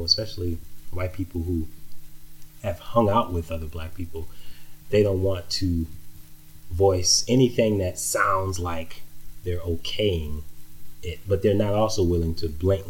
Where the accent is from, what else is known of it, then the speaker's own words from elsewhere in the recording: Texas, United States; moved away; also born or lived in New Orleans, Louisiana / Minnesota; I lived in Texas most of my life, I would say. Well, half of it anyway. I was born in New Orleans, and I left New Orleans at a young age after Hurricane Katrina